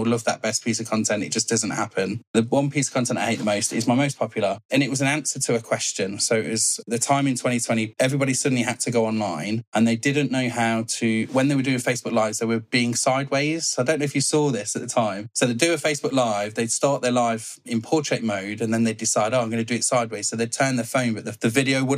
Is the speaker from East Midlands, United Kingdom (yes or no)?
yes; Leicester, East Midlands, United Kingdom; I'm from Leicester in the UK. Sunny Leicester.